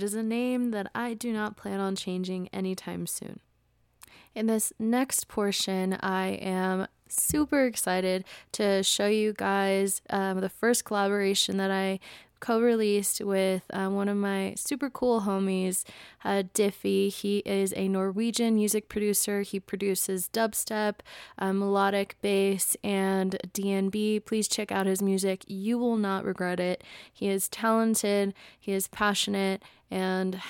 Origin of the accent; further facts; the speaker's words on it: United States; I was born and raised in the United States into a family of immigrants.